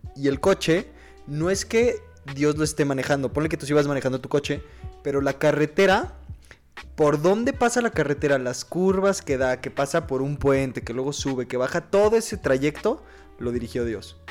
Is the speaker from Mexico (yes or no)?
yes; Mexico; first language Spanish; yo hablo español porque nací en México y no hablo alemán porque no nací en Alemania